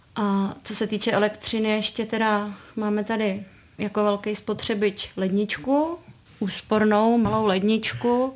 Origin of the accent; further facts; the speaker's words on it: České Budějovice, South Bohemian Region, Czechia; Já jsem z Budějovic, ale úplně od malinka jsem jezdila kousíček sem do Novohradek na chatu.